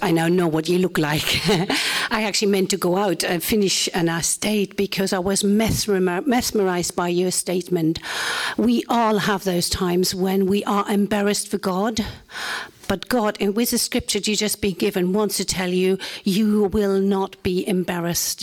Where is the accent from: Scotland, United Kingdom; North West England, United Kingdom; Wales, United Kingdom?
Wales, United Kingdom; Welsh; in my case, baptized, being Welsh